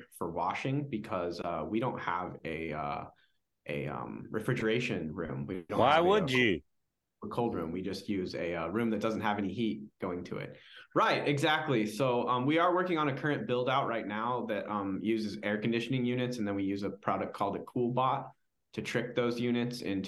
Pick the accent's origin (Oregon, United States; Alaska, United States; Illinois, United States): Alaska, United States; Eagle River; I grew up in Eagle River